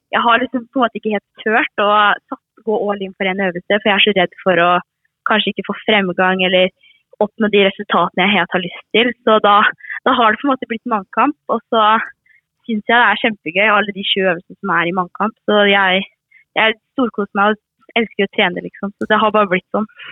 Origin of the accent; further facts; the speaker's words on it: Aremark, Østfold, Norway; jeg er jo født og oppvokst i Armark